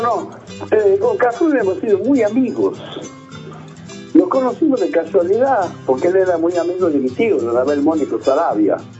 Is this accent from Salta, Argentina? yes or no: yes; Salta, Argentina; moved away as an adult; also born or lived in Tucumán; now in Buenos Aires, Argentina; cuando salí de mi tierra, de Salta. Este, y uno, ahora yo vivo en Buenos Aires, o sea que somos desarraigados, no estamos más en donde nacimos, donde crecimos.